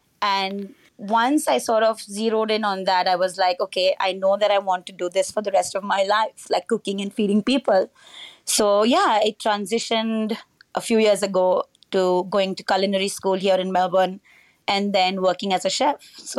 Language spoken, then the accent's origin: English; Goa, India; So I was born and raised in Goa in India, with what I call all the joys of small town life. Great beaches, great seafood.